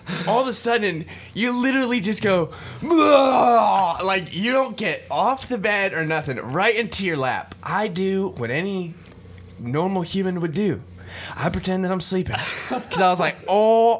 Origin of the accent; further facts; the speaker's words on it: Florida, United States; We're both from Florida